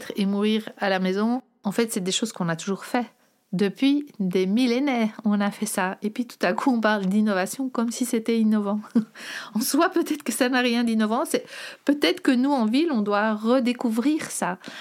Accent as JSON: {"language": "French", "town": "Brussels", "region": "Brussels-Capital Region", "country": "Belgium", "tie": "born or raised there", "also_born_or_lived": "Molenbeek / Forest", "said": "je suis bruxelloise depuis quasi toujours"}